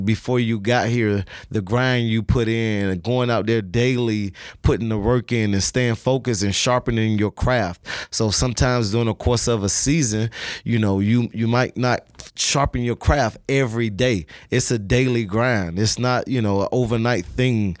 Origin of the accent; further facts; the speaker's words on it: Miami, Florida, United States; growing up in Miami, Florida